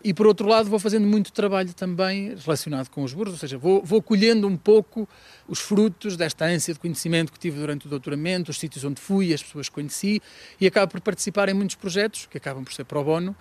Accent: Paredes de Coura, Norte, Portugal; moved away as an adult; also born or lived in Vila Real; now in Trás-os-Montes, Portugal; Eu sou de Paredes de Cora, de lá cresci até aos 18 anos

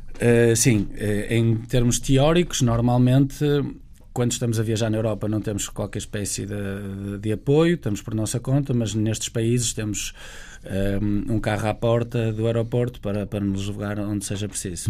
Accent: Portugal; como português, como europeu

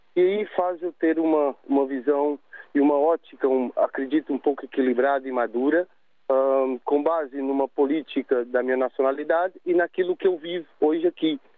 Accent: Brazil; moved away as an adult; now in Portugal; eu sou brasileiro de nacionalidade, mas já estou cá há 21 anos

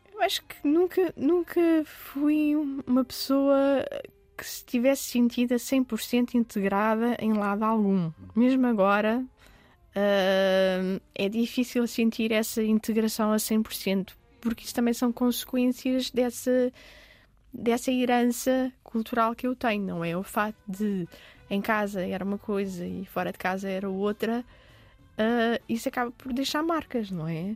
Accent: Lisbon, Portugal; also born or lived in Dubai, United Arab Emirates / Oeiras; Eu sempre cresci em Lisboa, o meu meio é Lisboa

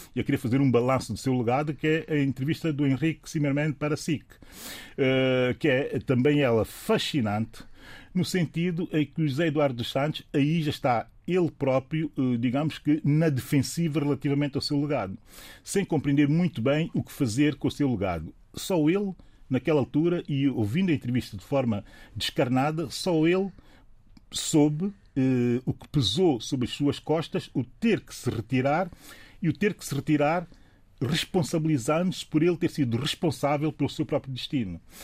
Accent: São Tomé & Príncipe; eu, que sou São Tomense

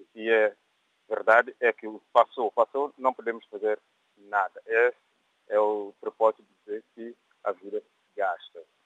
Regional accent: São Tomé & Príncipe; moved away as an adult; also born or lived in Portugal; now in United Kingdom; Eu nasci em Santo Tomé, depois mais tarde vim para Portugal em, para estudar

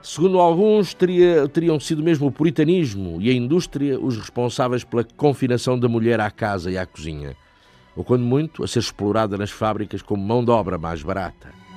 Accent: Portugal; nós, portugueses

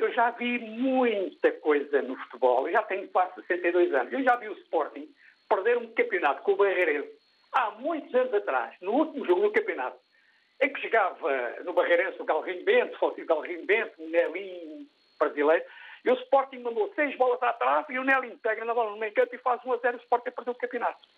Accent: Mozambique; moved away; Nasci em Moçambique

